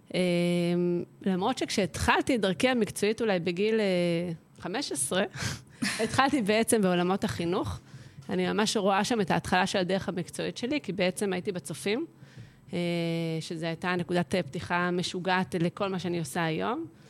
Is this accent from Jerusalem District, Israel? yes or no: yes; Jerusalem hills, Jerusalem District, Israel; moved away; גדלתי בהרי ירושלים, משפחה ירושלמית, קלאסית